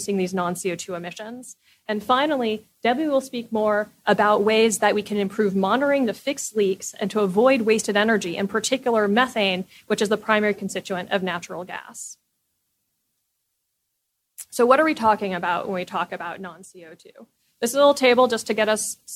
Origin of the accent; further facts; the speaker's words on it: California, United States; I'm from California. When I was growing up, fire season was 1 month.